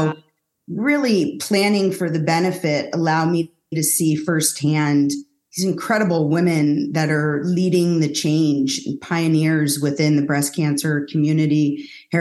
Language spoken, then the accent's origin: English; San Francisco Bay Area, California, United States; I was born and raised in San Francisco Bay Area.